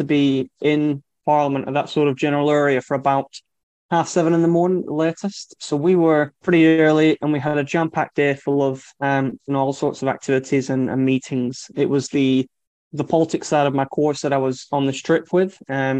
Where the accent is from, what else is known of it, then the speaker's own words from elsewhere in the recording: Lancashire, North West England, United Kingdom; I'm from Lancashire